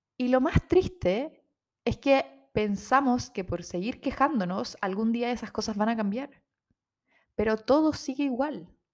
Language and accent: Spanish; Rancagua, O'Higgins, Chile; moved away as an adult; also born or lived in Santiago; como somos de región, somos de Rancagua, en Santiago no teníamos muchas redes, no tenemos familia en Santiago